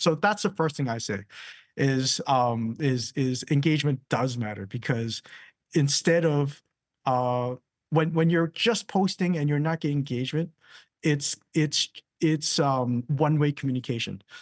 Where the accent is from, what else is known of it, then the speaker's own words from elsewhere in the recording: Canada; now in London, United Kingdom; I'm from Canada